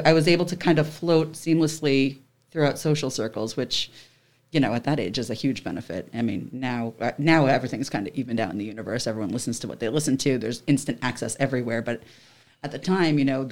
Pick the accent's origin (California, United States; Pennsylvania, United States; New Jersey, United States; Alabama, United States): New Jersey, United States; I grew up in Central Jersey